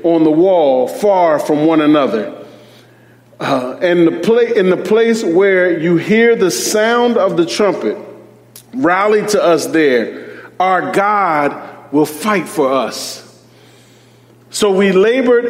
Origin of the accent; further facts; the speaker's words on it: Philadelphia, Pennsylvania, United States; As a young boy growing up in Philadelphia, I lived in a part of Philadelphia where there were gang rivalries